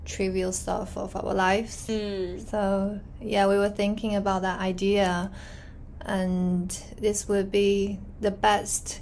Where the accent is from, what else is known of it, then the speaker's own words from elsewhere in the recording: China; I'm Chinese, based in Shanghai right now